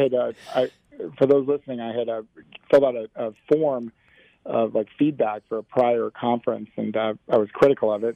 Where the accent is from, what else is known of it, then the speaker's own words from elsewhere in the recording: Black Hills, South Dakota, United States; now in Nashville, United States; I am from the 50th coolest state Union, South Dakota